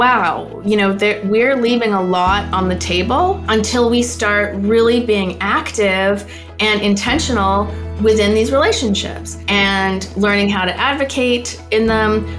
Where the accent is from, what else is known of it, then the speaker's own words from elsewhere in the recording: Canada; now in Los Angeles, United States; I'm a Canadian living in Los Angeles and Venice Beach, actually.